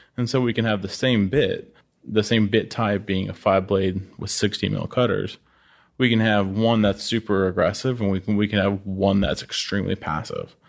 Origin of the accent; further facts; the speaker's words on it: Oklahoma, United States; moved away as an adult; growing up in Oklahoma